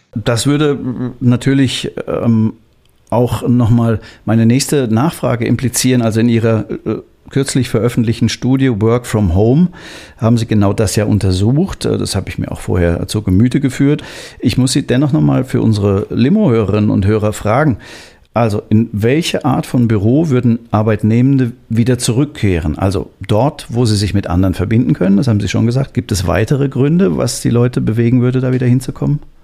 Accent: Hamburg, Germany; ich bin auch gebürtiger Hamburger

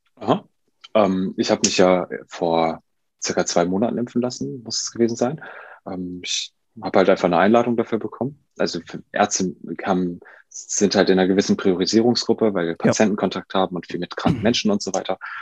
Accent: Duisburg, North Rhine-Westphalia, Germany; moved away as an adult; also born or lived in Lübeck; ich komme ja aus Duisburg und äh, wollte dann aber auch nach dem Abi hier weg

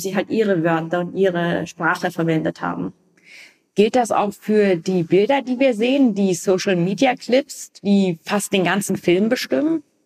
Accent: Vienna, Austria; in einem Bezirk, wo ich aufgewachsen bin, in Wien

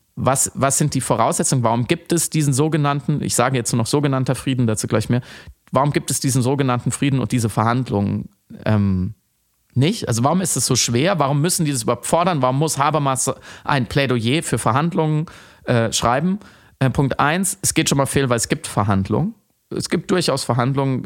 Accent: Germany; als Deutscher

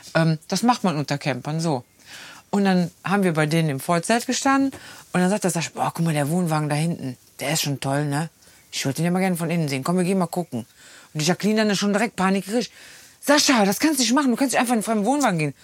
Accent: Rhineland, Germany; wir Rheinländer

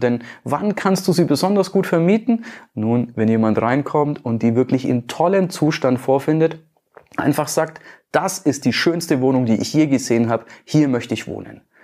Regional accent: Nuremberg, Bavaria, Germany; bei uns in Nürnberg, in Bayern

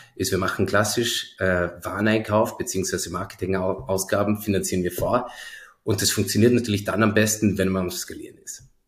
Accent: Zell am See, Salzburg, Austria; now in Berlin, Germany; Bin ja aus Zell am See ursprünglich, also gar nicht ah. so weit her

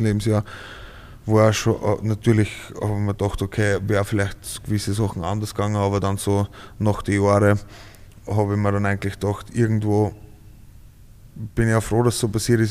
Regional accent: Ried im Innkreis, Upper Austria, Austria; also born or lived in Schärding; now in Vienna, Austria; Scherding und in Ried aufgewachsen

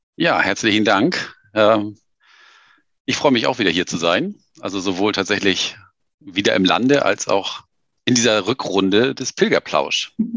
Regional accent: Germany; wir kommen beide irgendwie aus Deutschland

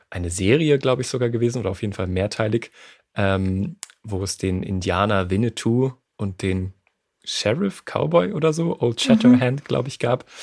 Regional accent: France; born there; ich bin in Frankreich geboren.

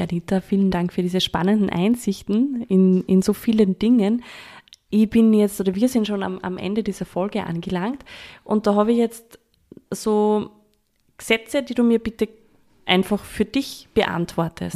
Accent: Upper Austria, Austria; ich komme ja aus ähm, einem landwirtschaftgeprägten Umfeld. Ich habe eine Godi, die hat eine Landwirtschaft und äh, war auch in der HBLA Ellenberg, so landwirtschaftliche Schule bei uns in Oberösterreich

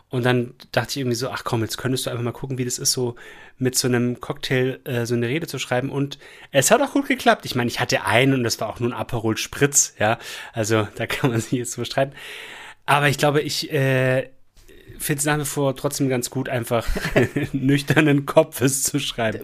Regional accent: Esslingen am Neckar, Baden-Württemberg, Germany; now in Remseck, Germany; Eigentlich aus Esslingen am Neckar

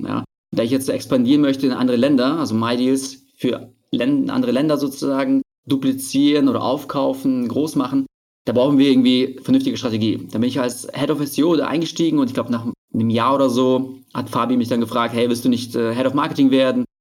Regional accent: Berlin, Germany; ich komme aus Berlin

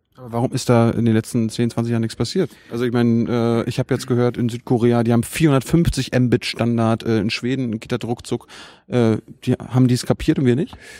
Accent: Mecklenburg-Vorpommern, Germany; Ich komme aus Mecklenburg, da haben wir, äh, wenn ich da zu Hause bin

